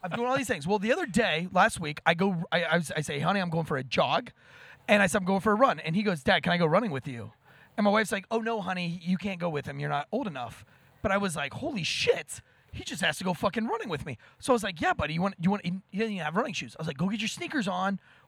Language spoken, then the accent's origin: English; Florida, United States; I was born and raised in Florida. I always say Florida's the scariest place on earth.